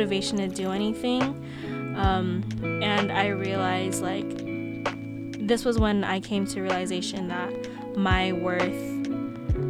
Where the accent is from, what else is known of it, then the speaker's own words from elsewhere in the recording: Stockton, California, United States; also born or lived in Philippines; being born in the motherland and then growing up in America